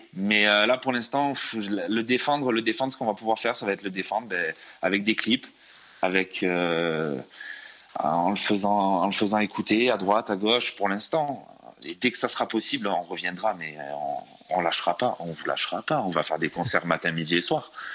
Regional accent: France; on est, on est français. On est français

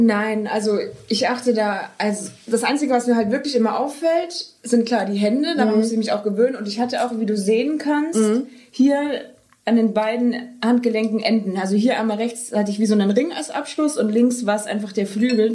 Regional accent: Wunsiedel, Bavaria, Germany; now in Cologne, Germany; ich komme ja aus Bayern

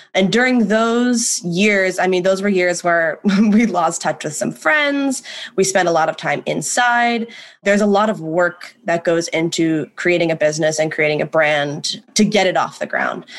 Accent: Ohio, United States; moved away as an adult; now in New York City, United States; born and raised in Ohio, as was …, moved to New York City to attend NYU.

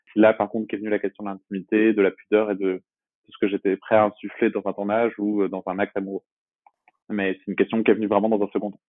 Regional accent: Brest, Brittany, France; now in Aubervilliers, France; je suis originaire de Brest en Bretagne

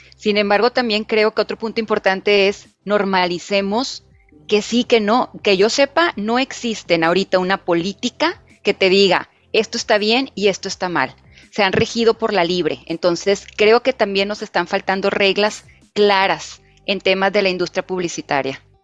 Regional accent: Mexico; nosotros como sociedad mexicana

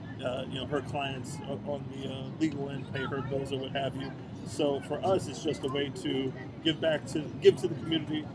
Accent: Princeton, New Jersey, United States; moved away as an adult; now in New York City, United States; I grew up in Princeton, New Jersey.

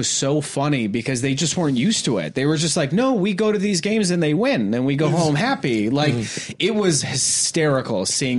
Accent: the Bay Area, California, United States; moved away; I'm from the Bay

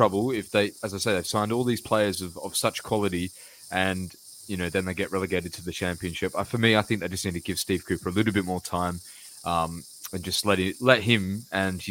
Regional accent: Australia; being Australian

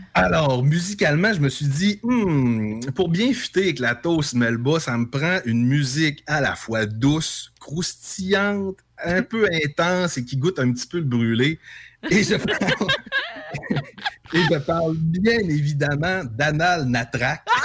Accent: native region around Saint-Honoré, Quebec, Canada; s'il y a un endroit où la langue française dans les shops est maganée, ben c'est un peu dans ma région natale

